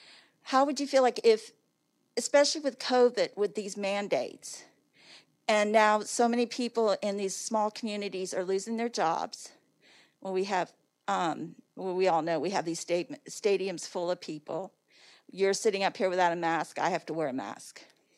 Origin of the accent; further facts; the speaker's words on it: Virginia, United States; I'm from Virginia.